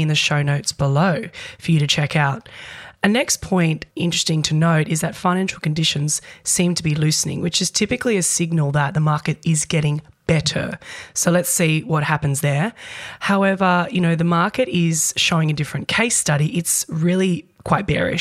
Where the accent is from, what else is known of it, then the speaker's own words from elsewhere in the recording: New Zealand; now in Australia; I'm a Kiwi born and bred there.